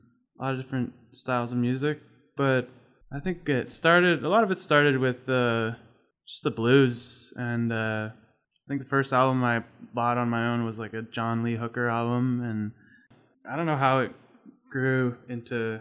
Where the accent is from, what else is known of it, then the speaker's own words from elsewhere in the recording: Toronto, Ontario, Canada; moved away as an adult; now in Prince Edward County, Canada; I grew up in Scarborough